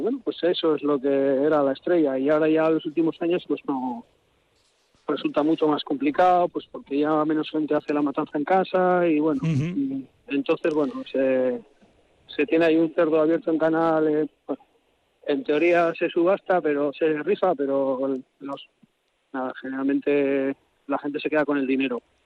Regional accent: Amurrio, Basque Country, Spain; born or raised there

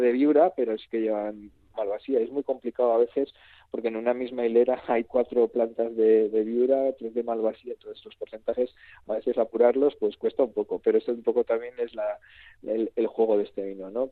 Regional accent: Rioja Alavesa, Basque Country, Spain; es una comarca que estamos ahí en el sur y, estamos luchando y reivindicándonos por, decir que, que, somos una parte de Euskadi

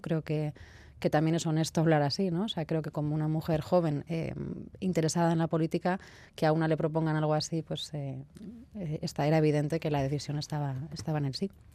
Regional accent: Bilbao, Basque Country, Spain; soy de aquí de Bilbao

